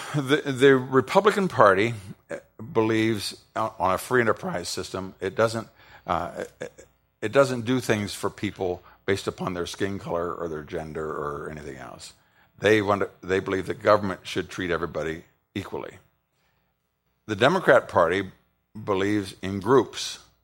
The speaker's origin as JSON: {"language": "English", "region": "Ohio", "country": "United States", "said": "I'm from Ohio"}